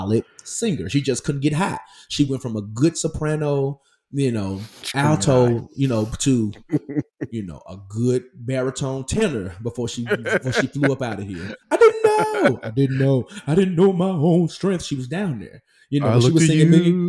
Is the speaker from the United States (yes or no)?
yes; Memphis, Tennessee, United States; moved away; I grew up in Memphis 18 years straight, unscathed